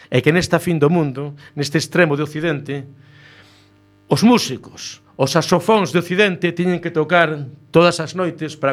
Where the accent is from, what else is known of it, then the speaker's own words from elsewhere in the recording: A Coruña, Galicia, Spain; Son de Monte Alto, desde pequeniño, polos pelames, por aí choutando